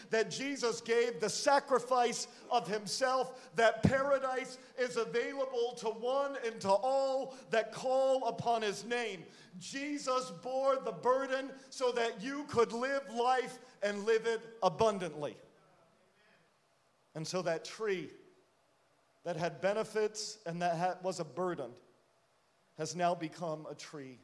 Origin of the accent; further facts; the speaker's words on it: Rhode Island, United States; now in Connecticut, United States; I grew up in Rhode Island